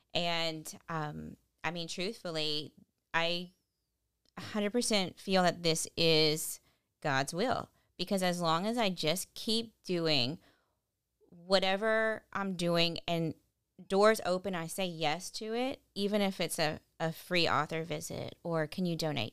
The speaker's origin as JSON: {"language": "English", "town": "Lafayette", "region": "Louisiana", "country": "United States", "tie": "born or raised there", "said": "I'm from here, born and raised in Lafayette"}